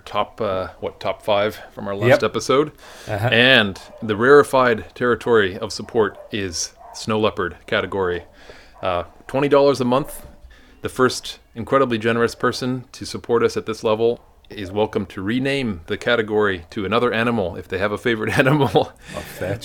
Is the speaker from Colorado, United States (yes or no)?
no; Idaho, United States; moved away as an adult; I was born in Idaho